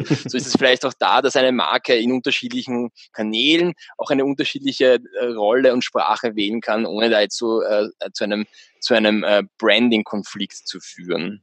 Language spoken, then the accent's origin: German; Austria; bei uns in Österreich